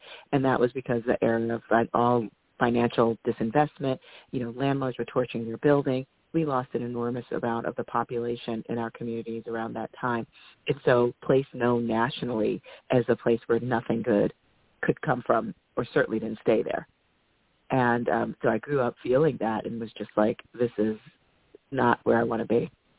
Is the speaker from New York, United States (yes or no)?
yes; Bronx, New York, United States; So I grew up in the 70s and the 80s, and so it was in the early part, it was absolutely the poster child for urban blight.